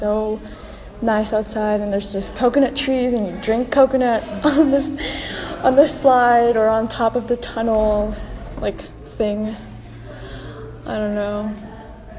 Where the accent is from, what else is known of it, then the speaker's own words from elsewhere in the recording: Quezon City, Metro Manila, Philippines; I was born in Quezon City, Philippines